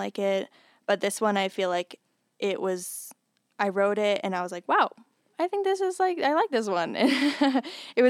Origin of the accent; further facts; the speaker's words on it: Denver, Colorado, United States; now in Fort Collins, United States; I'm from Denver area, like the Denver area, suburbs of Denver